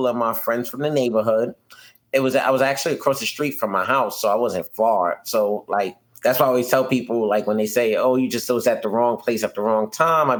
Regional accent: New York City, New York, United States; I'm born and raised in Brooklyn, New York

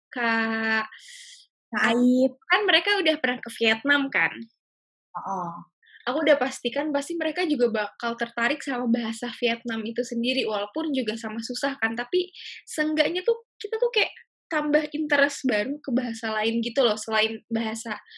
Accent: Jakarta, Indonesia; Contoh nih, aku kan orang Jakarta.

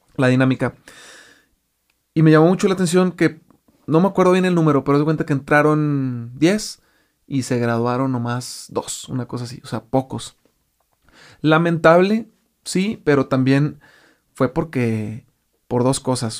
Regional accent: Mexico; como muchos mexicanos hacemos eso

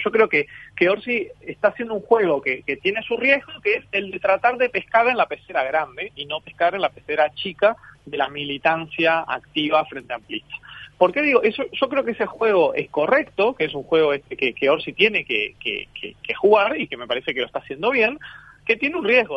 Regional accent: Canelones, Uruguay; yo como canario orgulloso

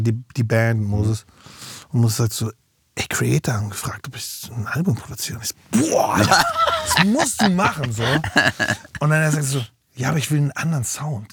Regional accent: Berlin, Germany; also born or lived in Mecklenburg-Vorpommern / Güstrow; Und zwar hab ich aufgewachsen in Berlin und in Mecklenburg-Vorpommern.

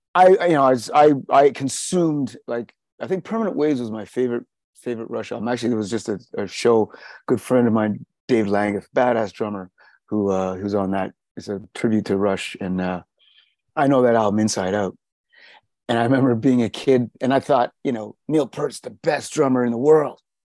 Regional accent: South Africa; moved away; I was born in South Africa

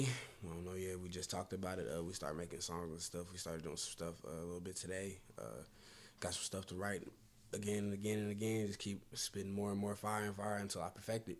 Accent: Kansas City, United States; I'm from Kansas City, bro.

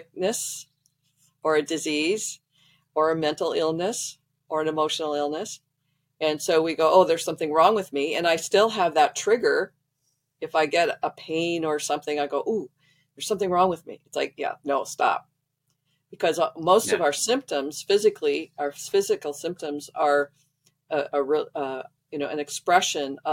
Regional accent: Midwest, United States; I grew up in the Midwest

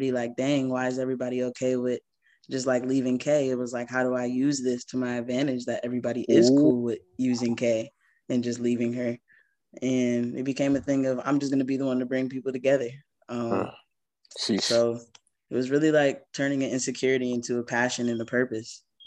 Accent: Connecticut, United States; now in Charlotte, United States; where I'm from Connecticut

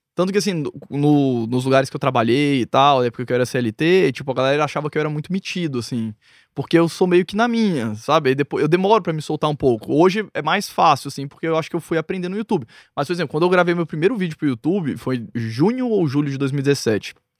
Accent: Brasília, Federal District, Brazil; eu nasci em Brasília, moro lá desde que eu nasci.

